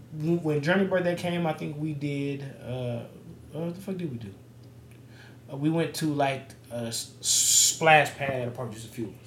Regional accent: Las Vegas, Nevada, United States; I'm from Vegas

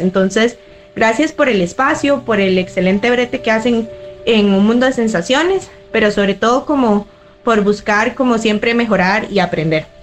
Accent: Costa Rica; soy de Costa Rica, Centroamérica

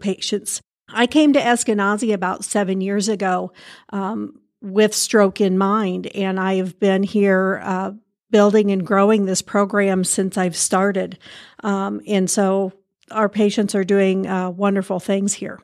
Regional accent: Indiana, United States; also born or lived in California; I grew up here in Indiana. I did some time in California, um, and, but you always come home

